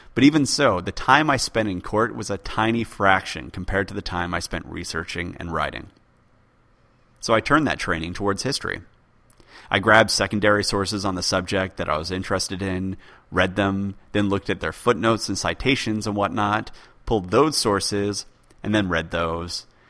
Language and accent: English; United States; also born or lived in United Kingdom; I'm from the U K, though functionally I'm American since I went through American schools.